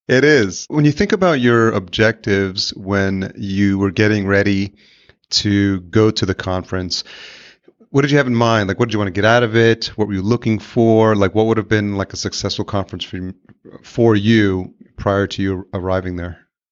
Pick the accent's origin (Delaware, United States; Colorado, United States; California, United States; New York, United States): New York, United States; I'm originally from New York, I grew up there